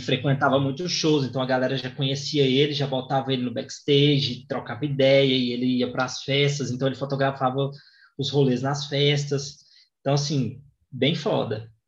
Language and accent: Portuguese; Goiânia, Goiás, Brazil; eu sou de Goiânia